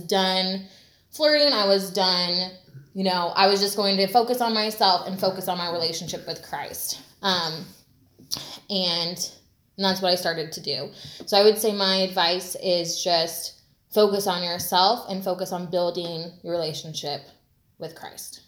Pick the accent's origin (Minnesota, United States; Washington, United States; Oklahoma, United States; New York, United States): Washington, United States; Washington State outside of Seattle, United States; moved away; also born or lived in Bay Area, California / Southern California; I grew up in Washington State outside of Seattle.